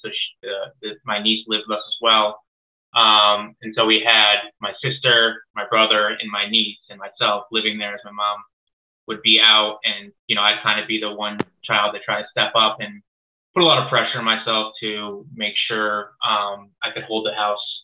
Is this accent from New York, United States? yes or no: no; Longmeadow, Massachusetts, United States; I grew up in Long Meadow, Mass, which is a very uh, well off town.